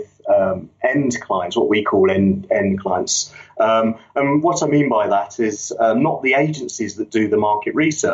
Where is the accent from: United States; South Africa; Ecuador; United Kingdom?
United Kingdom; London; moved away as an adult; now in Yorkshire, United Kingdom; I grew up in London